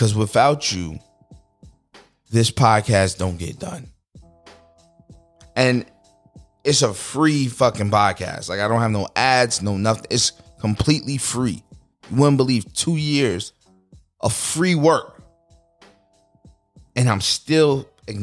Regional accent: United States; I am American

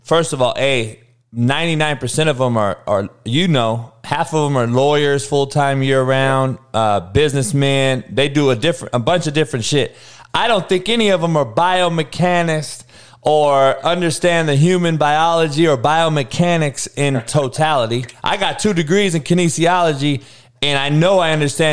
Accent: Compton, California, United States; I'm from Compton, only white boy

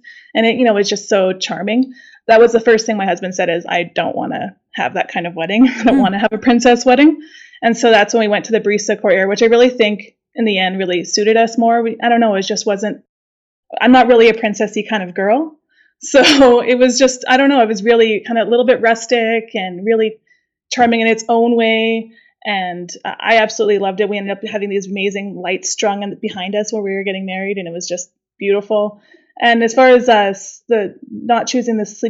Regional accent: Calgary, Alberta, Canada; we're from Canada. We're from Calgary, Alberta

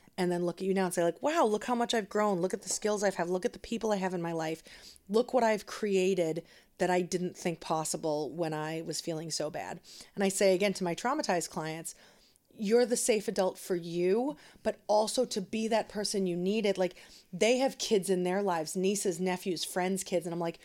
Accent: Danvers, Massachusetts, United States; and I grew up in Danvers

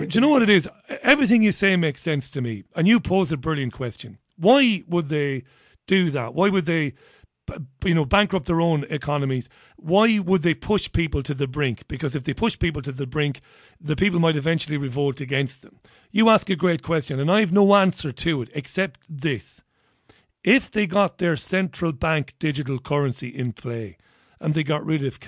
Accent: Ireland; I grew up in Catholic Ireland

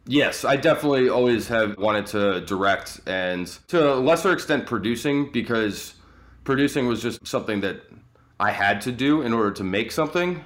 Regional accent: Atlanta, Georgia, United States; I grew up in Atlanta.

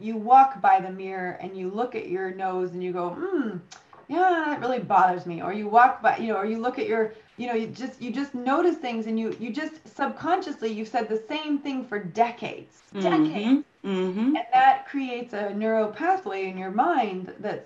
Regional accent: United States; now in United Kingdom; you and I are both American

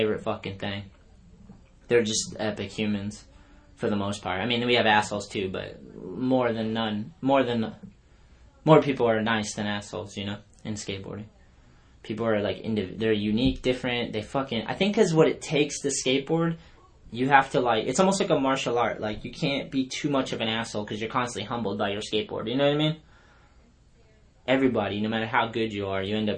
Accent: Taunton, Massachusetts, United States; also born or lived in Long Beach; my hometown, Taunton

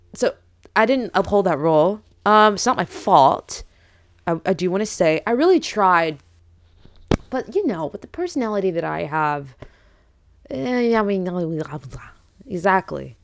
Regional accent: United States; English is a second language; I grew up in America

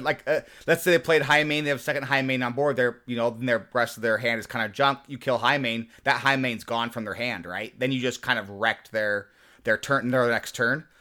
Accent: Nebraska, United States; I grew up in Nebraska

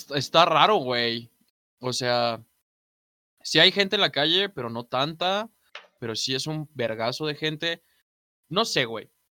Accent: Mexico; Nací aquí en México

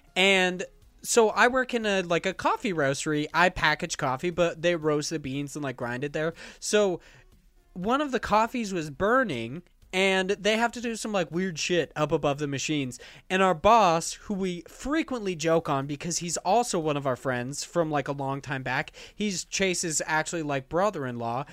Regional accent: Idaho, United States; growing up in Idaho

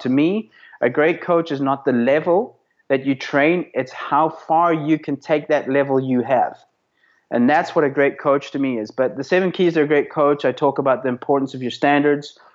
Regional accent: South Africa; also born or lived in Belfast, Northern Ireland; as a kid growing up in South Africa. Um, I was actually born in Belfast, Northern Ireland, but moved to South Africa when I was uh, five

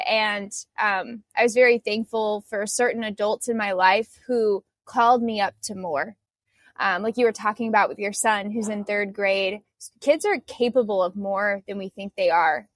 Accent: United States; growing up in the United States

